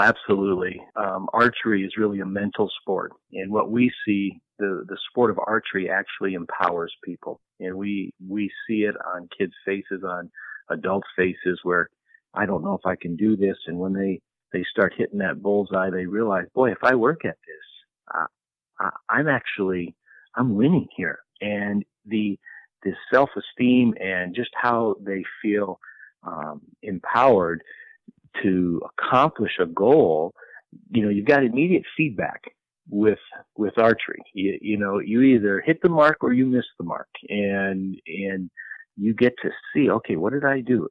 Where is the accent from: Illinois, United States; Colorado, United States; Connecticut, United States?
Colorado, United States; I grew up in Colorado